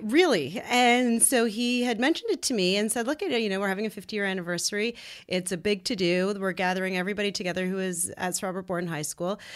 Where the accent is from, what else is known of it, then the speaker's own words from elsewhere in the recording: Ottawa, Ontario, Canada; we're born and raised in Ottawa.